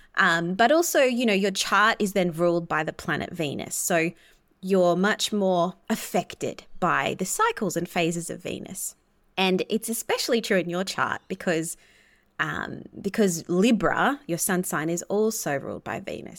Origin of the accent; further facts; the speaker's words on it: Australia; being Australian